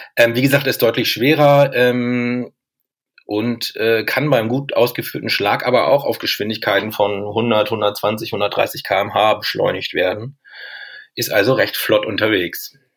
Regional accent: Lüneburg, Lower Saxony, Germany; ich komme jetzt ja aus Lüneburg, eine Volleyball-Bundesliga-Stadt

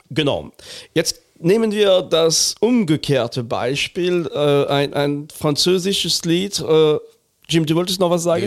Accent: Lorraine, Grand Est, France; now in Cologne, Germany; Vorbach ist in Lothringen, äh, nicht weit von meiner Heimat

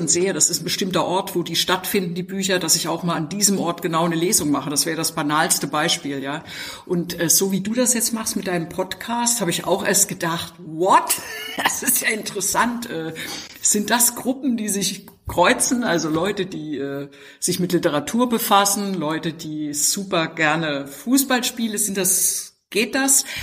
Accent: East Germany, Germany; Also ich, ich bin in der DDR aufgewachsen und da war Sport in der Tat Krieg.

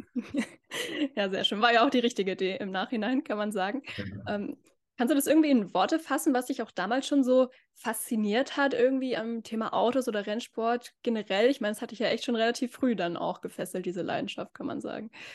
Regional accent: Northern Germany, Germany; Wir sind ja beide aus Norddeutschland

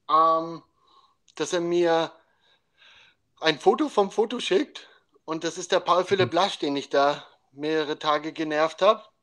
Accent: Carinthia, Austria; Äh, ich komme eigentlich aus Kärnten.

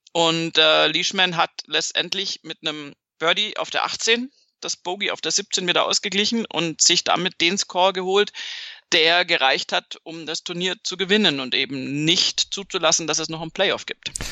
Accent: Bavaria, Germany

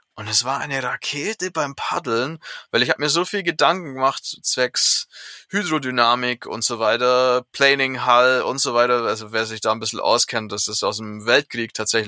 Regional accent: Southern Germany, Germany; in meinem Heimatdorf

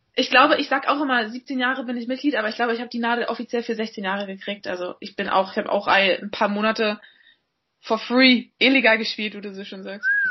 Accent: Berlin, Germany; moved away as an adult; also born or lived in England; bin jetzt mal wieder in meiner Heimatstadt zu Hause äh, in Berlin

